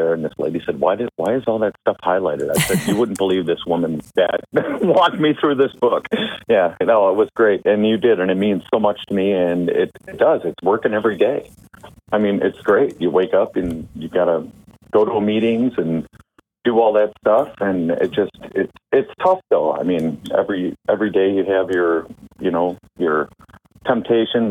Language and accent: English; Grafton, Wisconsin, United States; I'm from Grafton, Wisconsin, just above Milwaukee